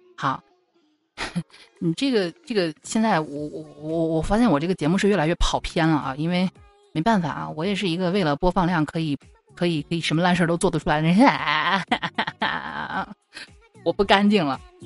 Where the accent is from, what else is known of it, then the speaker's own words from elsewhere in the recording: Shanxi, China; now in Xi'an, China; 我只能是先回我老家，就是山西这边儿来暂避一下，从山东跑到山西